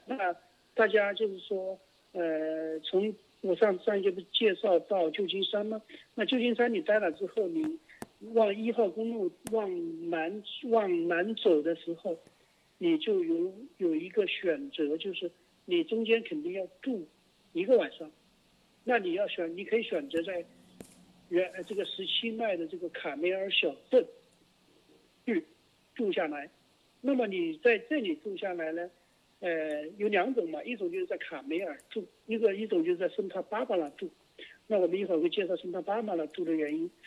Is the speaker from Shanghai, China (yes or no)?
no; Hunan, China; now in United States; 我们湖南人